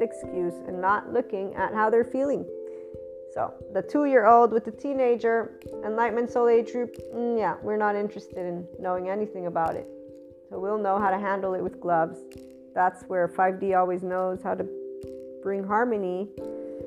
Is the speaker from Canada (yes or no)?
no; Naples, Campania, Italy; as a kid growing up in Naples, Italy